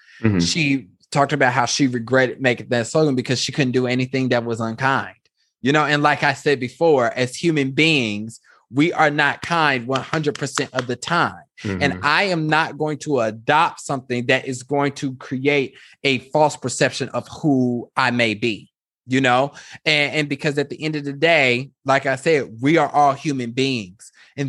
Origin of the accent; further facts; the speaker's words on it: Kansas, United States; when I think about growing up in Kansas, I think that's why people stay in Kansas, is because it's very comfortable.